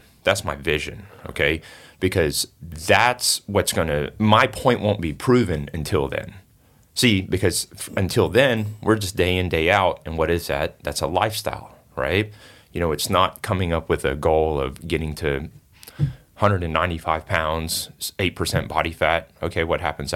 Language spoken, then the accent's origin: English; Singapore; now in United States; I'm originally from Singapore.